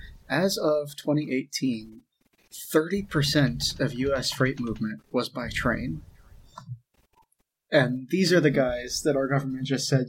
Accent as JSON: {"language": "English", "region": "Texas", "country": "United States", "said": "Yeah, don't mind me. I'm just being Texan."}